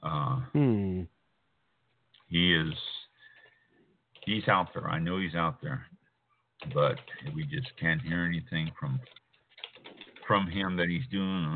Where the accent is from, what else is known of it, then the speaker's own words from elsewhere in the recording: Kansas City, Missouri, United States; I was born and raised in Kansas City